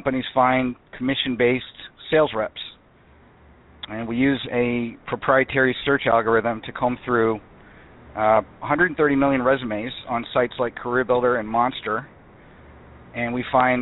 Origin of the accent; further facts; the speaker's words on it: Tampa Bay area, Florida, United States; now in Seattle, United States; I grew up in the Tampa Bay area and spent most of my childhood there.